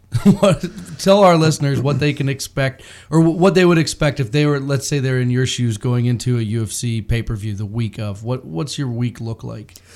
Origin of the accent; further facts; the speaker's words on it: Bracebridge, Ontario, Canada; I grew up in Bracebridge